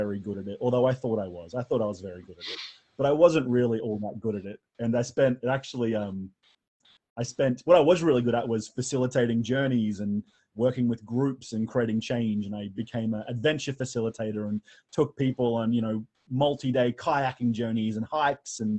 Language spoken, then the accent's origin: English; Australia; accent: Australian; I'm an Australian, and you can tell from the accent that I'm Australian.